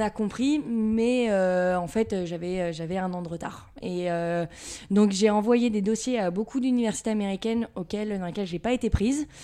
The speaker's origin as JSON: {"language": "French", "town": "Levallois-Perret", "region": "Île-de-France", "country": "France", "tie": "born or raised there", "said": "Donc je viens de Levallois-Perret, donc euh, c'est juste à côté de Paris. Région euh, parisienne."}